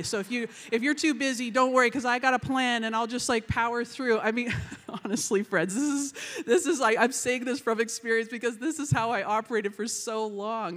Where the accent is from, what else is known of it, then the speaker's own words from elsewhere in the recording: Vancouver, British Columbia, Canada; I am from Vancouver, British Columbia.